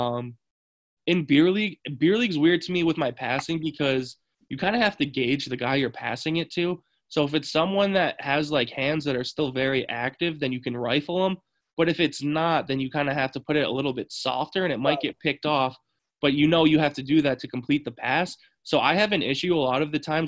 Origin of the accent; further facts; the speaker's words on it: Saratoga Springs, New York, United States; moved away; we grew up in Saratoga